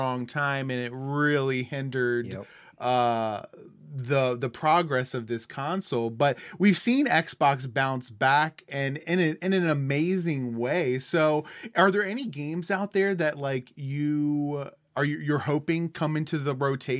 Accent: West Virginia, United States; We grew up in West Virginia

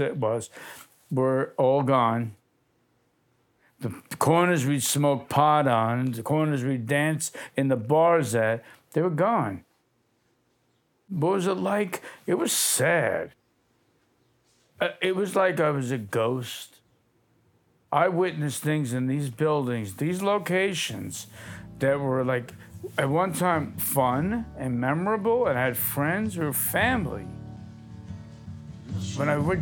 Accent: New York City, New York, United States; I was a runaway from Brooklyn. My parents worked for the city of New York

